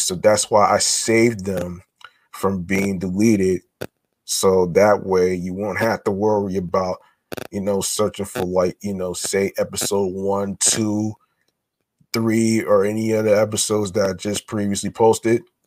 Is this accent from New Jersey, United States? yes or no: yes; near Short Hills Mall, New Jersey, United States; I grew up near Short Hills Mall